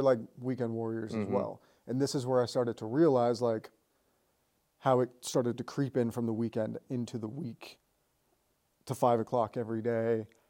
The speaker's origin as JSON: {"language": "English", "town": "Colorado Springs", "region": "Colorado", "country": "United States", "tie": "born or raised there", "also_born_or_lived": "Florida", "moved": "as an adult", "said": "I grew up in Colorado Springs, Colorado."}